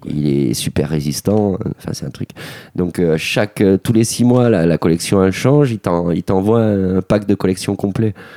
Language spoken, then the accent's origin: French; Gardanne, Provence-Alpes-Côte d'Azur, France; on s'est inscrit au club Moustique Team de Gardanne.